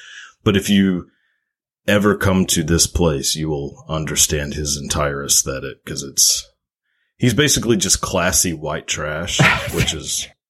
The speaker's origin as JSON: {"language": "English", "town": "Longview", "region": "Texas", "country": "United States", "said": "So I'm from Texas, a little city called Longview, Texas, like pretty close to Dallas"}